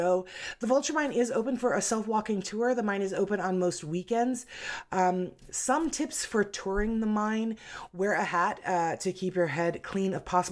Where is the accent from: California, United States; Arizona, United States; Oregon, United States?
Arizona, United States; I'm born and raised in Arizona